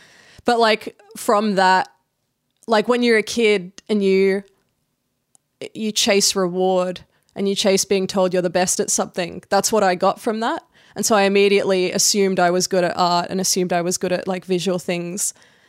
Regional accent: Australia; also born or lived in Indonesia; I grew up in between Australia and Indonesia. So I was a military kid. My dad's in the Air Force. And I moved around every 5 years. So I tell people I'm from Canberra because

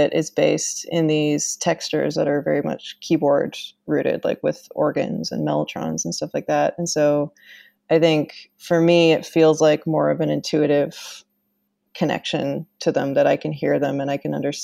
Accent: Canada; I used to work at this musical instrument museum in my hometown in Canada

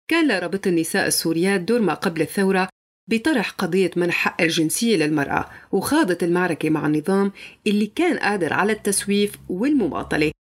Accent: Syria; accent: Syrian; بس أنا ولدت على أراضيها وما شفت غير سوريا وبحكي لهجة سورية وبعرف عادات سوريا وحافظة كل تفاصيلها

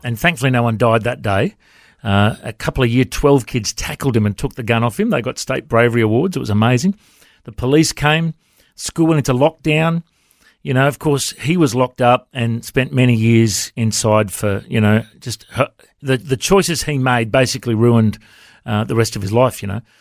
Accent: Coffs Harbour, New South Wales, Australia; now in Brisbane, Australia; growing up in Cofts

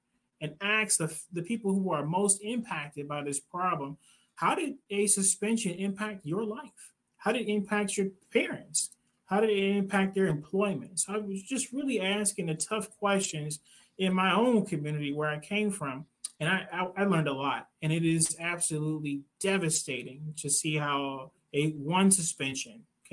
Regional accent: Detroit, Michigan, United States; I'm from Detroit. I went to Wayne State University

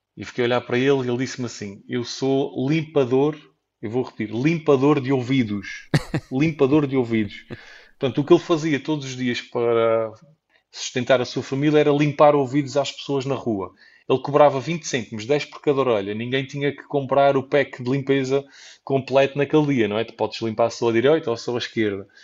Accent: Portugal; eu nasci em Portugal

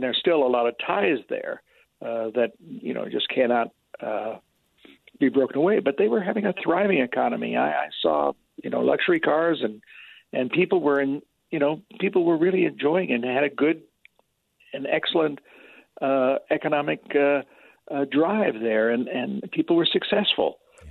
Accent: Salt Lake City, Utah, United States; here I am a guy from Salt Lake

